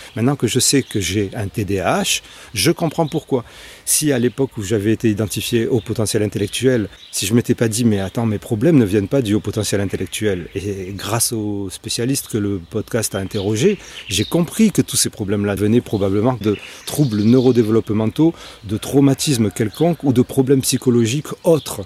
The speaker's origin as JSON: {"language": "French", "town": "Marseille", "region": "Provence-Alpes-Côte d'Azur", "country": "France", "said": "moi je suis marseillais"}